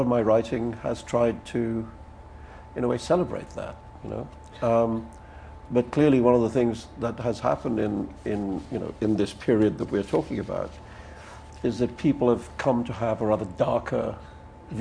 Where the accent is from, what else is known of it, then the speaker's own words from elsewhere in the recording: Mumbai, Maharashtra, India; I grew up in Bombay, which is a city that the British built in India.